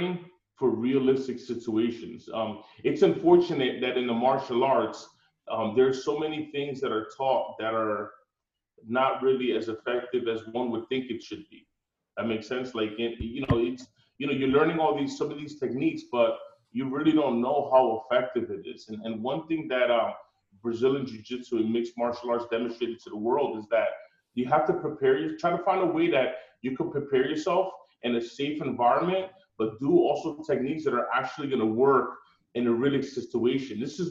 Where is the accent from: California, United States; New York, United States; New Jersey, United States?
New Jersey, United States; Newark; I grew up in Newark